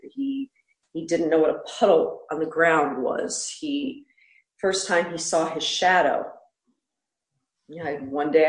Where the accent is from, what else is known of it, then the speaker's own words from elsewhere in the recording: Pennsylvania, United States; I grew up in Pennsylvania where it's hilly and woods.